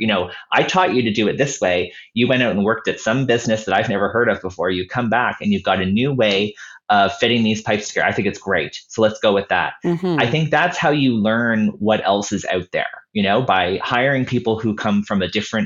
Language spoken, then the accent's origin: English; Halifax, Nova Scotia, Canada; Halifax, my hometown